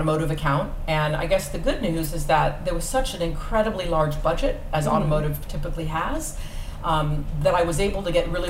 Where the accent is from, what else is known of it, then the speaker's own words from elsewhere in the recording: Los Angeles, California, United States; I grew up in Los Angeles. And I was raised by my dad